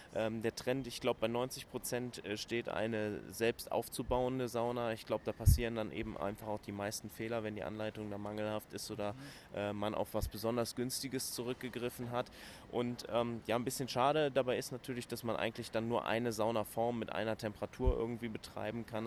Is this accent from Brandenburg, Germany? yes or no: no; Cologne, North Rhine-Westphalia, Germany; ich bin Kölner